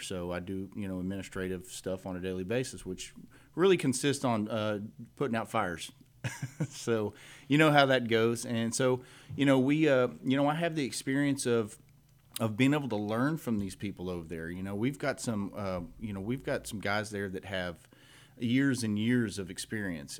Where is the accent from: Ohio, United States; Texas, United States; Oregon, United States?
Texas, United States; Cut and Shoot; I grew up here in Montgomery County, in precinct two